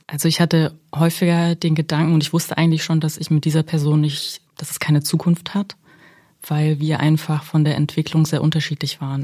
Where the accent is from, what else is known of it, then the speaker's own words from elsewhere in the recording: Germany; also born or lived in Kazakhstan; ich bin in Kasachstan geboren mhm. und bin mit sechs Jahren nach Deutschland gekommen